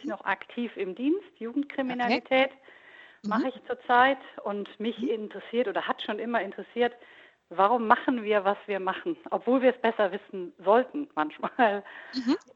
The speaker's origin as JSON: {"language": "German", "region": "North Rhine-Westphalia", "country": "Germany", "tie": "born or raised there", "moved": "yes", "lives_now": "Frankfurt, Germany", "said": "Ich wohne zwar jetzt im Raum Frankfurt, ich mhm. komme aber gebürtig aus Nordrhein-Westfalen, mhm. aus dem oberbergischen Land."}